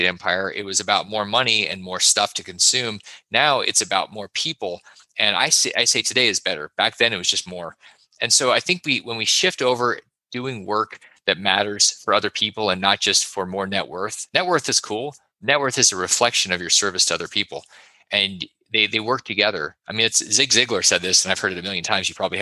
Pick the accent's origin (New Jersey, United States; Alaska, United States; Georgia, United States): Alaska, United States; I grew up in Alaska